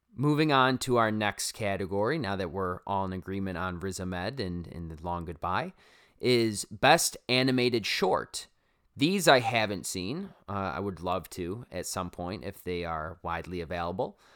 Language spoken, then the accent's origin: English; Syracuse, New York, United States; accent: Syracuse; there's my Syracuse accent coming out for you.